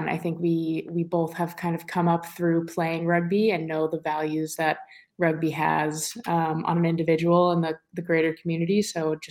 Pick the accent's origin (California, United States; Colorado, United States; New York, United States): New York, United States; New York City; moved away as an adult; also born or lived in Boston; I'm from New York, New York, right in Manhattan